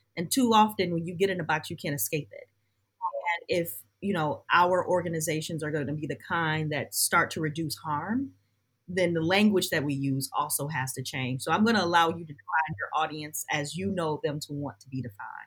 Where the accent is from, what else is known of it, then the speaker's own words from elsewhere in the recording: Detroit, Michigan, United States; my hometown, the place where I live, Detroit